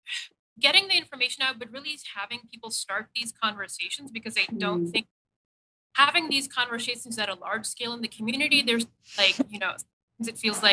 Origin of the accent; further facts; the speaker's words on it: Pakistan; also born or lived in Saudi Arabia; I grew up in Pakistan and Saudi Arabia